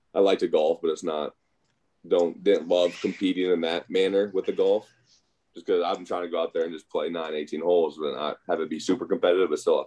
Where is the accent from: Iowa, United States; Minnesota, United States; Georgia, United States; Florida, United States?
Iowa, United States; Waverly; also born or lived in Cedar Falls, Iowa; From Waverly, Iowa, originally grew up, moved there in third grade. Before that, I was kind of all over the place